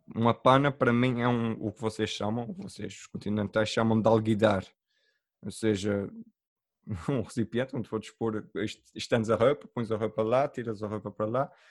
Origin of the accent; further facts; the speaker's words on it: Ponta Delgada, Azores, Portugal; accent: Micaelense; also born or lived in Ribeira Grande; now in Lisbon, Portugal; sou de, de, de São Miguel